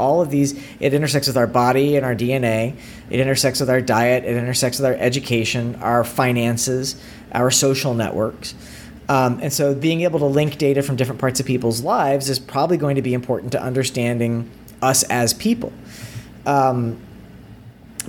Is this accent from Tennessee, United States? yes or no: yes; East Tennessee, United States; I grew up in East Tennessee, and my dad worked at the lab